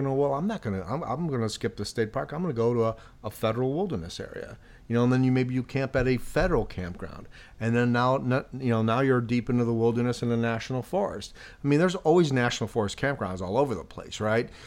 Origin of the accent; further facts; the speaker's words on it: Chicago, Illinois, United States; moved away; I grew up in Chicago